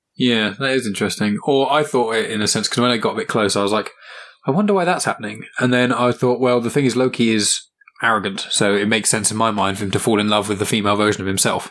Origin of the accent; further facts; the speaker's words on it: England, United Kingdom; I'm just English